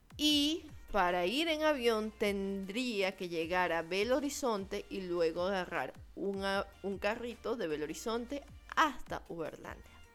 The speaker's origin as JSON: {"language": "Spanish", "country": "Venezuela", "moved": "yes", "said": "cuando tú hablas que eres venezolano"}